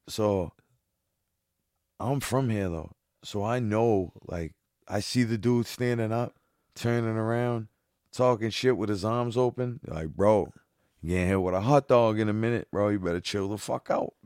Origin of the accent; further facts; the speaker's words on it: Boston, Massachusetts, United States; I'm from Boston